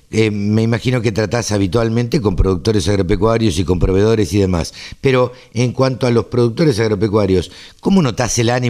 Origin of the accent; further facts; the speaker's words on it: Maipú, Argentina; yo soy oriundo de Maipú este, y el campo de la familia tampoco puede parar.